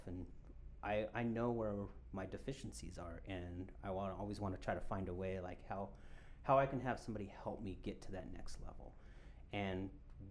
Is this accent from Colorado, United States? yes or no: yes; Colorado, United States; I'm born and raised in Colorado